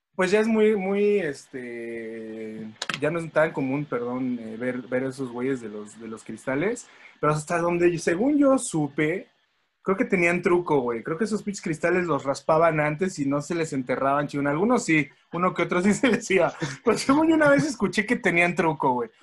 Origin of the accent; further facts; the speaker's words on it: Mexico City, Mexico; Los demás somos capitalinos.